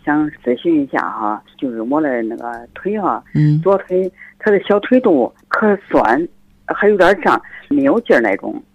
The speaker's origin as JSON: {"language": "Chinese", "town": "Zhengzhou", "region": "Henan", "country": "China", "said": "我是郑州的"}